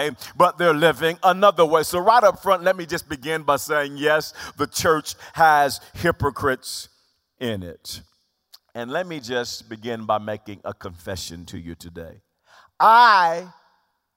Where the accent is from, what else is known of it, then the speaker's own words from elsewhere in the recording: Wewoka, Oklahoma, United States; I'm from Wewoka